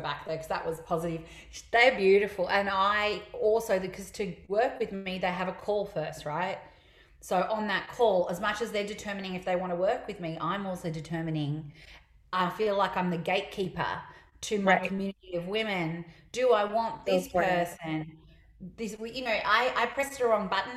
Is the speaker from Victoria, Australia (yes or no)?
yes; Melbourne, Victoria, Australia; I'm from Melbourne